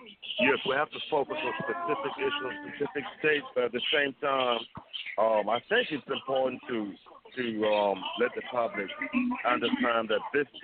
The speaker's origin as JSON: {"language": "English", "country": "Uganda", "said": "I'm originally from Uganda."}